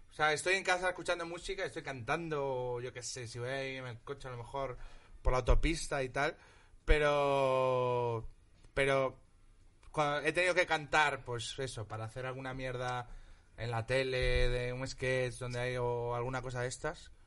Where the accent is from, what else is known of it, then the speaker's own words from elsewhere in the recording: Galicia, Spain; En Galicia hay varios. Había uno que ya no existe, se llama V de Balarés, que era cerca de mi pueblo.